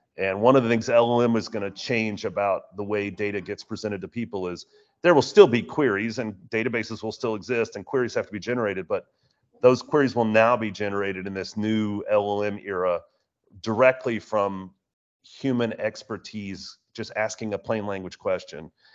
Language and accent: English; Houston, Texas, United States; my hometown of Houston